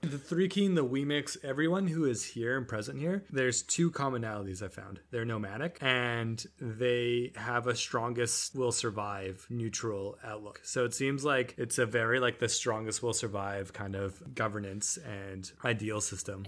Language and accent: English; Nanaimo, British Columbia, Canada; in my elementary school, uh, I lived on Nanaimo on the Vancouver Island